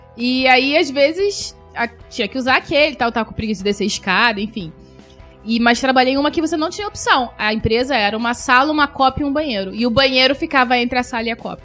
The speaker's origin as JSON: {"language": "Portuguese", "region": "Rio de Janeiro", "country": "Brazil", "said": "nós somos do Rio e que aqui faz muito calor"}